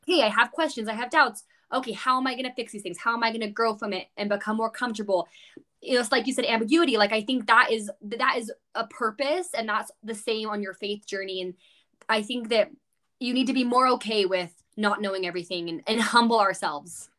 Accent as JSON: {"language": "English", "region": "California", "country": "United States", "tie": "born or raised there", "said": "growing up in California, like, we both did"}